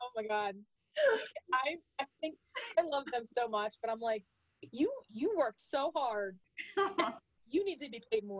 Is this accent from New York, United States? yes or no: no; Delaware County, Pennsylvania, United States; moved away; I am from Delaware County, Delco.